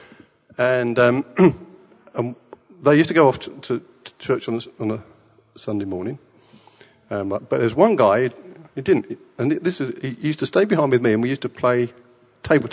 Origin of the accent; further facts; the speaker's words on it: England, United Kingdom; born in England, and I was a Boy Scout